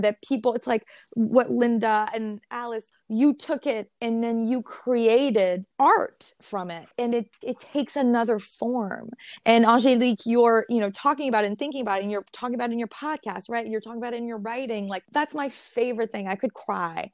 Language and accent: English; Montreal, Quebec, Canada; I'm from Montreal. I'm from Rosemont to Tatry